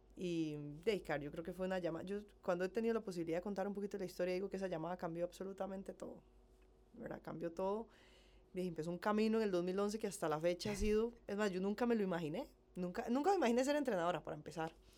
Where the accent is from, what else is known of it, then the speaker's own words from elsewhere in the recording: San Ramón, Alajuela, Costa Rica; moved away as an adult; now in Heredia, Costa Rica; Soy de San Ramón, de La Juela, tengo 33 años, eh, nací allá, y a los 18 me pasé a vivir a Heredia